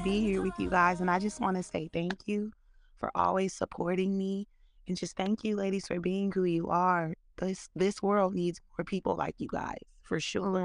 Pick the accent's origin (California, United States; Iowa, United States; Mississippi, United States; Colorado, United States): California, United States; Pittsburg; I'm from Pittsburgh, California. That's a small town, a little bit in between Stockton, California, and Oakland, California